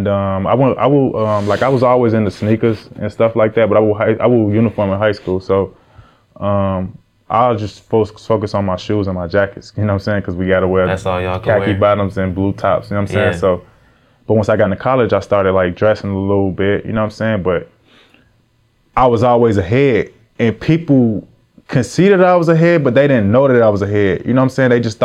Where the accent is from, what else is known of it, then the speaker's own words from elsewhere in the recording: Chicago, Illinois, United States; moved away as an adult; also born or lived in Ohio; now in Atlanta, United States; I'm from Chicago. I really from Chicago for real. Like, I grew up in the trenches